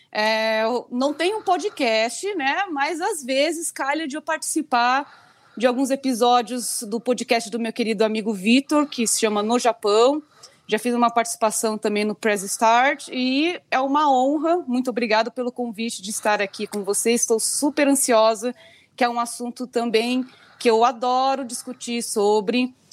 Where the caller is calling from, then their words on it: São Paulo, Brazil; sou a única que estou aqui no Brasil, falo de São Paulo.